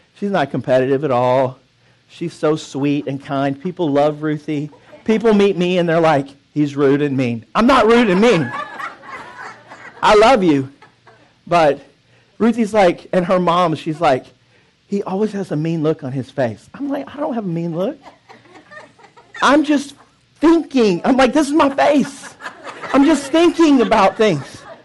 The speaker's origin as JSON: {"language": "English", "town": "Dallas", "region": "Texas", "country": "United States", "said": "I miss my country of Texas. So it's uh, we're from Dallas"}